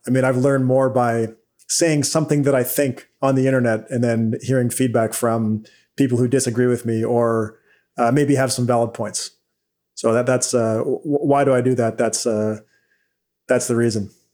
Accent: Vancouver Island, British Columbia, Canada; now in Ottawa, Canada; I actually grew up on Vancouver Island, British Columbia, and now I live in, in Ottawa

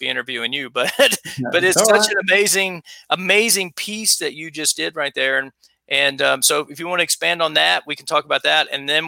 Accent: South Carolina, United States; And by the way, I'm married a New Yorker and I'm from South Carolina.

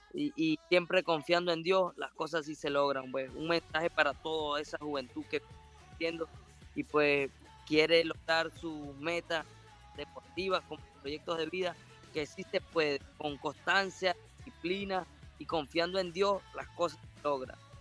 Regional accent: Ciudad Bolívar, Bolívar, Venezuela; moved away; also born or lived in New Jersey; Ciudad Bolívar y pues es mi tierra natal, Bolívar

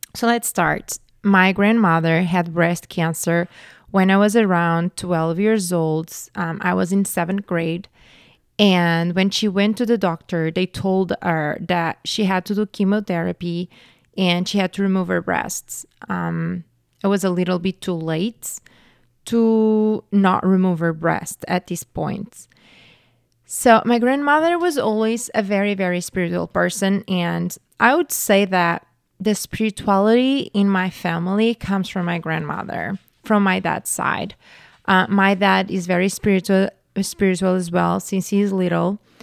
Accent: Portugal; I grew up Catholic in Portugal

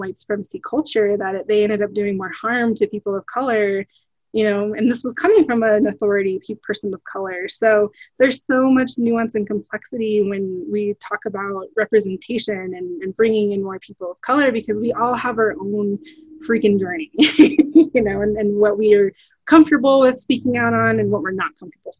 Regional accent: United States; So when people hear that I'm Native American and, you know, Indigenous, they're kind of like, wow, like, do you still live in a teepee?

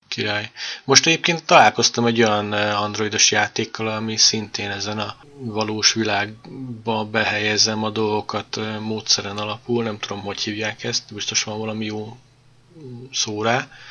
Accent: Hungary; magyarok vagyunk

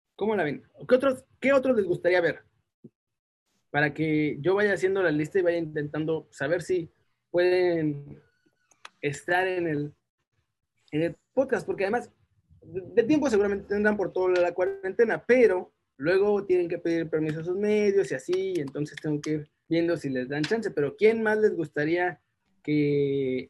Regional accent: Mexico; moved away; ser mexicano me llena más de orgullo desde que me fui de México

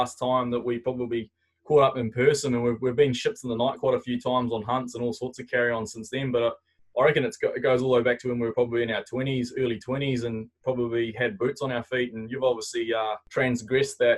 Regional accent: North Island, New Zealand; moved away as an adult; also born or lived in Canterbury; I come from the North Island

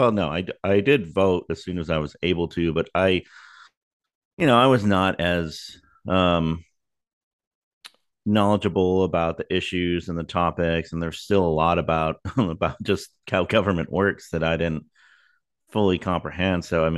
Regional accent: Texas, United States; we're obviously we're both from Texas

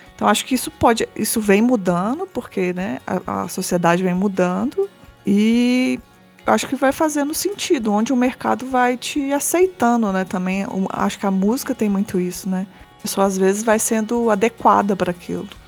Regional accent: Belo Horizonte, Minas Gerais, Brazil; eu sou de Belo Horizonte

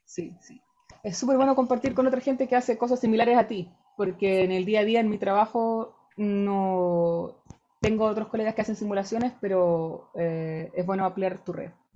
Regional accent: Rancagua, O'Higgins, Chile; moved away as an adult; also born or lived in Valparaíso, Chile; now in Germany; yo soy de regiones, yo soy de Rancagua, estudié en Valparaíso

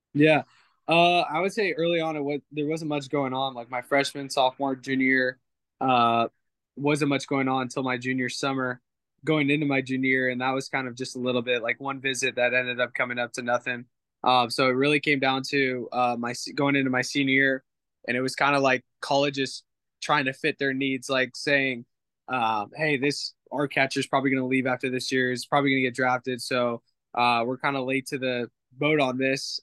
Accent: California, United States; moved away; I grew up in California

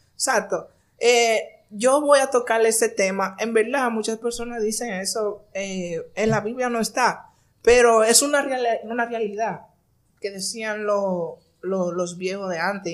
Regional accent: Barahona, Dominican Republic; Nací en Barahona nací en Barahona, de una familia muy pobre

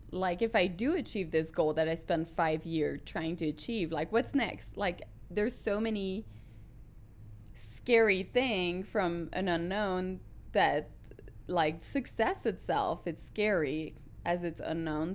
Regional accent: Quebec, Canada; English is a second language; moved away as an adult; now in United States; I'm a French Canadian from, uh, the Quebec, uh, region

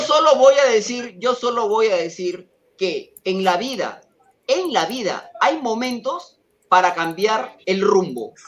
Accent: Peru; soy de Perú

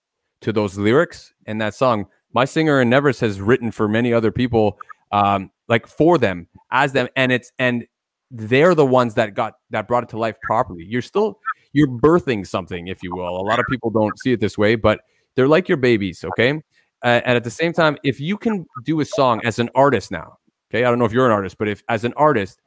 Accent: Toronto, Ontario, Canada; guys we grew up playing with on Toronto's, you know, local music scene back in the day

